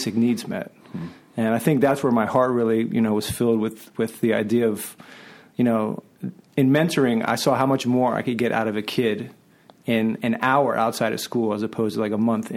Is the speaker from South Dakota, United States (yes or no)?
no; Philadelphia, Pennsylvania, United States; moved away; I'm originally from Philadelphia